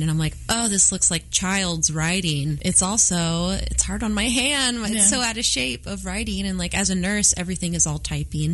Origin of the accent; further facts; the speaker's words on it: Merriam, Kansas, United States; I'm from Merriam, Kansas